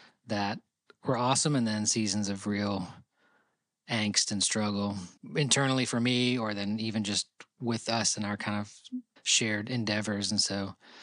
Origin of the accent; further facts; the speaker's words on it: Rochester, New York, United States; now in Nashville, United States; We grew up in Rochester, New York together